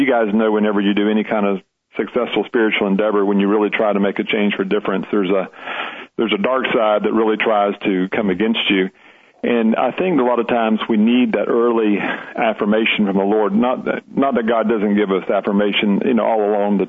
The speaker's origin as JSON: {"language": "English", "town": "Leesburg", "country": "United States", "tie": "born or raised there", "said": "my hometown church"}